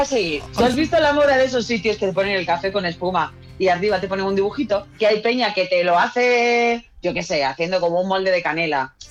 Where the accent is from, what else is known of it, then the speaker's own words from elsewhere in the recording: San Fernando, Andalusia, Spain; yo soy de San Fernando, ¿eh? San Fernando, Cádiz